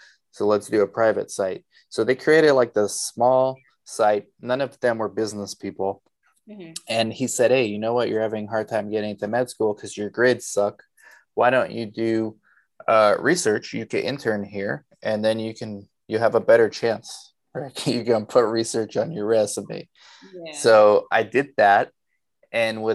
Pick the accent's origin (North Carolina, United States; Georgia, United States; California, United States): California, United States; Los Angeles; also born or lived in Romania / Arizona; We moved to LA when I was two.